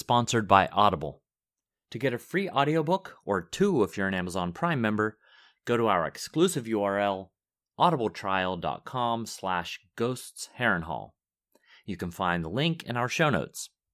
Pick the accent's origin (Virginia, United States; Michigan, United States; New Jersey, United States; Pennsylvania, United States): Pennsylvania, United States; Pittsburgh; I grew up in the Steel City of Pittsburgh, Pennsylvania